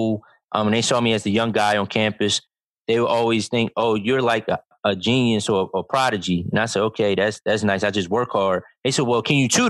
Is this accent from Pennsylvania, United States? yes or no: yes; Philadelphia, Pennsylvania, United States; moved away; also born or lived in Delaware; I grew up in North Philadelphia